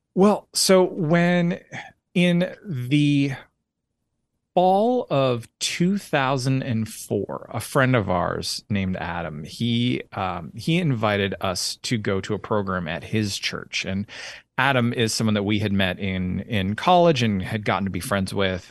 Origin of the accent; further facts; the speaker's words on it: Orangeville, Ontario, Canada; moved away as an adult; also born or lived in Alberta / London, Ontario; now in Tennessee, United States; I was born in Orangeville, Ontario, lived, uh, bounced around, uh, between Ontario and, uh, the province of Alberta, uh, a fair bit